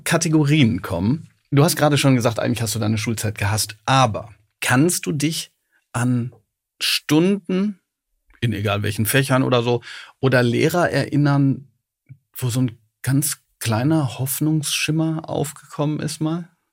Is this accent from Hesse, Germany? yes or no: no; Ruhr area, North Rhine-Westphalia, Germany; ich bin im Ruhrgebiet aufgewachsen